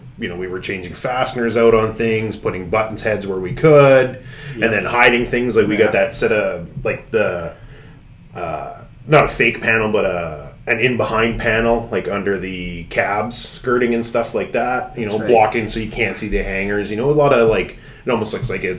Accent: Northern Ontario, Canada; growing up in Northern Ontario, all I had was a satellite dish in the wintertime

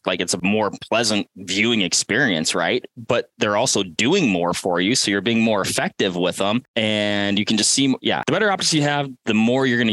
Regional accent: Bellevue, Washington, United States; I grew up Bellevue area, suburbs of Bellevue, you know, east of Seattle

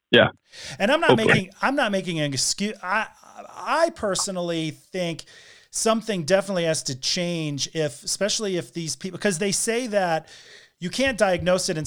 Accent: Connecticut, United States; I'm actually from Connecticut.

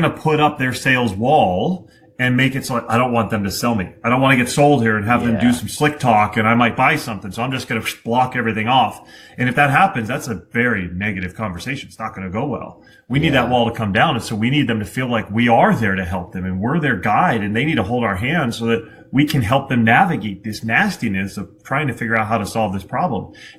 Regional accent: Vermont, United States; I'm from Vermont.

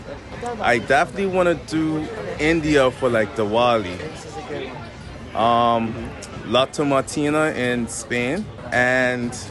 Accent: Bermuda; I'm from Bermuda.

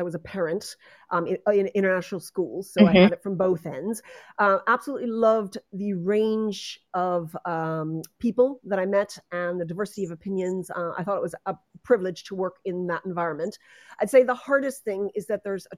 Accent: United States; moved away as an adult; also born or lived in Netherlands / Stockholm / Dublin; as you can hear from my accent, I come from the United States originally

